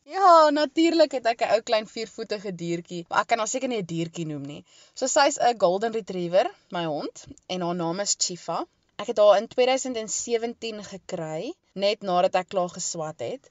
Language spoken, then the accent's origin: Afrikaans; East London, Eastern Cape, South Africa; moved away as an adult; also born or lived in Stellenbosch; now in Melkbosstrand, South Africa; ek het grootgeword daar in die Oos-Kaap in Oos-London se area